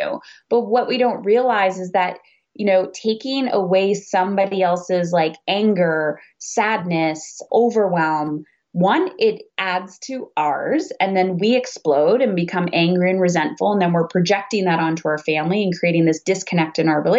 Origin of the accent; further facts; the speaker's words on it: Canada; I'm Canadian